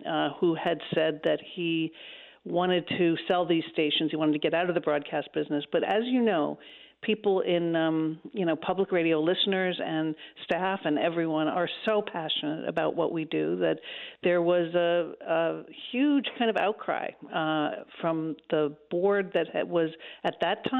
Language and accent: English; New York City, New York, United States; also born or lived in Tarrytown, New York; I was born in New York City, fourth generation New Yorker.